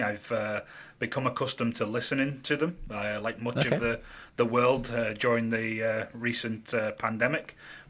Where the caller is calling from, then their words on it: Miami, Florida, United States; We're here in sunny and very warm Miami, Florida.